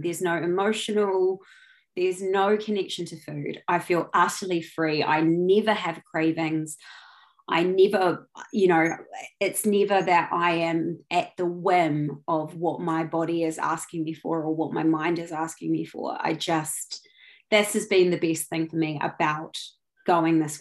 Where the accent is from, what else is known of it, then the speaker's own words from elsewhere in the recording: New Zealand; moved away as an adult; also born or lived in London; I'm from New Zealand originally, but I've been in London for the last 13 years